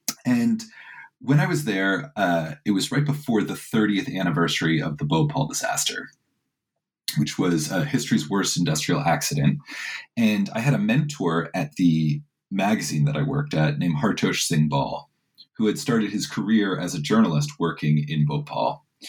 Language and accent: English; Washington, District of Columbia, United States; now in United Kingdom; I'm originally from Washington, D.C., though I now work in the U.K.